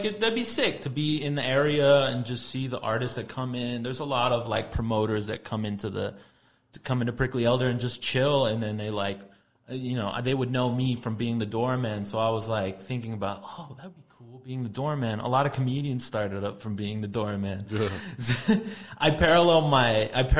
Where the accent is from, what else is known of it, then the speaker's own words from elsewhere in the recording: El Paso, Texas, United States; moved away as an adult; also born or lived in Los Angeles; I grew up in here in El Paso, but I moved out of El Paso when I was 20. Just recently moved back.